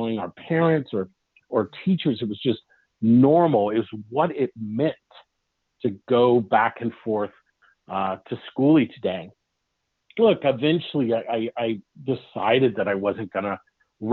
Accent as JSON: {"language": "English", "town": "Los Angeles", "region": "California", "country": "United States", "tie": "born or raised there", "also_born_or_lived": "Long Beach, California", "moved": "yes", "lives_now": "Oregon, United States", "said": "I grew up in Los Angeles, and I grew up at a time that desegregation was beginning to come into play."}